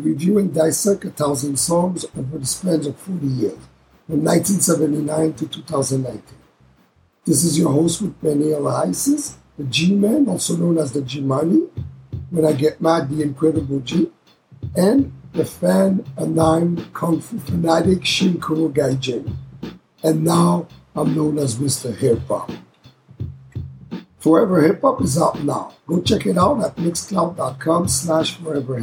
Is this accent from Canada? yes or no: yes; Canada; It was recorded in Canada. This is my hometown, my home country